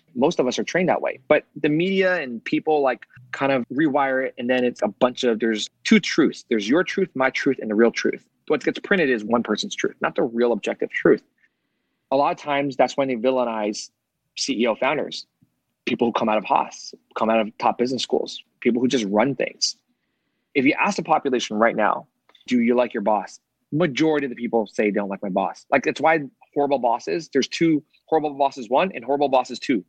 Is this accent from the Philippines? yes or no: no; United States; I'm American